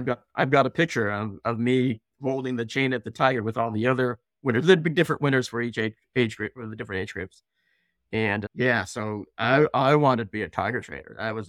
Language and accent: English; Belmont, California, United States; We grew up in Belmont.